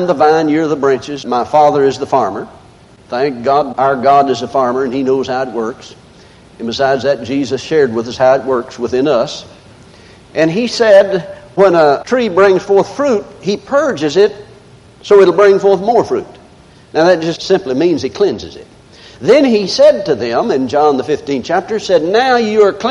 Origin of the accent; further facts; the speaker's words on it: the South, United States; I'm from the South.